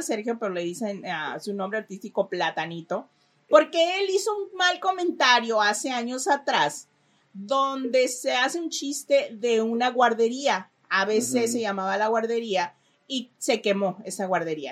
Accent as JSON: {"language": "Spanish", "country": "Mexico", "moved": "yes", "lives_now": "Los Angeles, United States", "said": "Como buena mamá mexicana"}